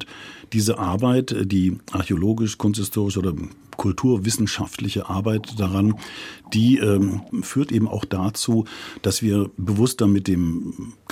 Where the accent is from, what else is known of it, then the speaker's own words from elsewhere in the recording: South Germany, Germany; also wir sind aus Süddeutschland